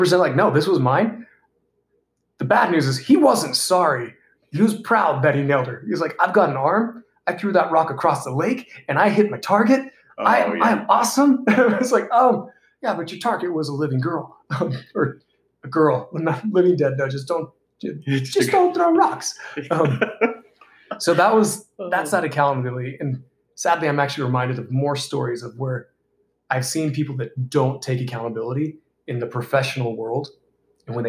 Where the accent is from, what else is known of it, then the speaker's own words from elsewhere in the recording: Georgia, United States; We grew up in Georgia and we had a lake behind our house